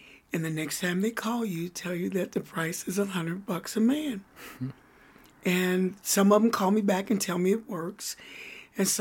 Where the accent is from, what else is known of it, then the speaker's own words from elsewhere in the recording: Louisville, Kentucky, United States; moved away as an adult; now in Denver, United States; Louisville, Kentucky